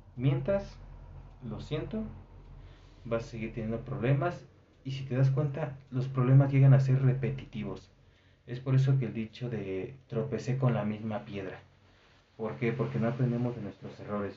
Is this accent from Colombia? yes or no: no; Mexico